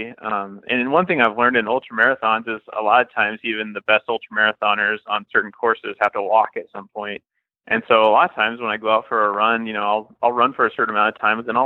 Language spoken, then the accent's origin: English; Iowa, United States; also born or lived in Kansas City / Nebraska / Missouri; now in St. Louis, United States; I grew up in Iowa, and I've kind of been all around the Midwest. I lived in Kansas City for a while, Nebraska, and now back down in Missouri